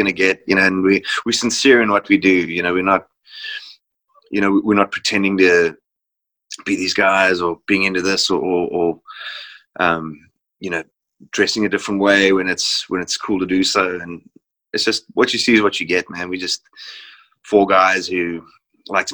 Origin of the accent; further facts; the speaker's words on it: South Africa; growing up in South Africa